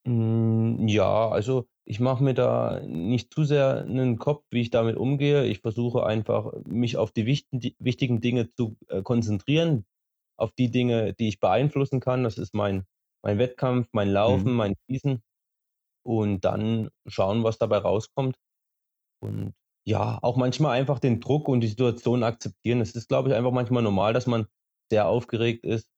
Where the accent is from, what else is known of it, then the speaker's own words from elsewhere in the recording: Schleusingen, Thuringia, Germany; now in Oberhof, Germany; Gebürtig komme ich aus Schleusing, das liegt eine halbe Stunde entfernt von Oberhof